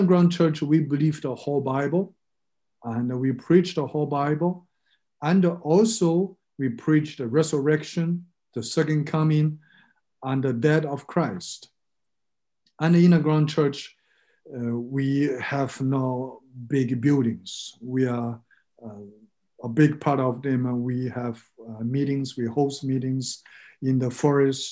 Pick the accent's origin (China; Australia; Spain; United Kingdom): China; also born or lived in Burma / Thailand / Germany; now in Frankfurt, Germany; I grew up in China and lived in Burma, in Thailand. And since 2001, my family and my parents, we are living in Germany